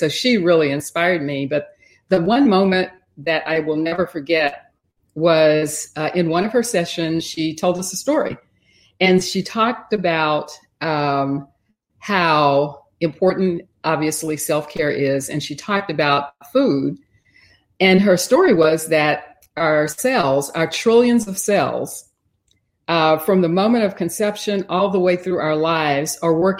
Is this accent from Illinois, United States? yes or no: no; Texas, United States; I grew up in Texas. I live in Houston.